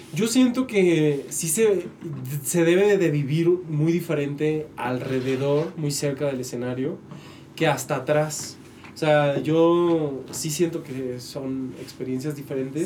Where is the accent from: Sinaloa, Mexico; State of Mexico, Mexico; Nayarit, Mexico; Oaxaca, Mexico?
Nayarit, Mexico; Tepic; moved away; also born or lived in Mexico City; yo soy de Tepic